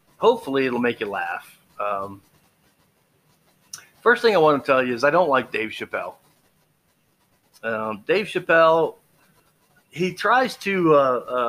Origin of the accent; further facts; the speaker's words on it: Texas, United States; I grew up in Texas.